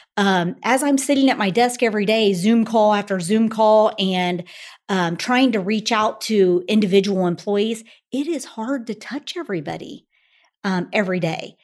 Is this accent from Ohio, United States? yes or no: yes; Springfield, Ohio, United States; I grew up in Springfield, Ohio